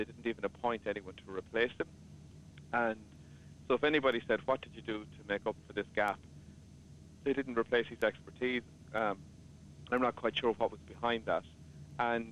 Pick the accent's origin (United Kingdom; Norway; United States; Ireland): Ireland; They made us proud of being Irish